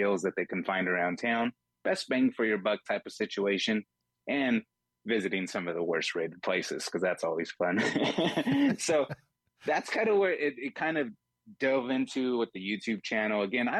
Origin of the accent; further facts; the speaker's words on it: Fresno, California, United States; moved away as an adult; now in Las Vegas, United States; originally born and raised in Fresno, California.